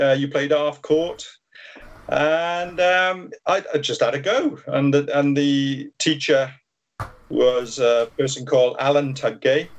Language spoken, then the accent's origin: English; Ebbw Vale, Wales, United Kingdom; I'm born and bred in Ebbervale. Lived in Ebbervale, born there at the Rookery, and lived at Hilltop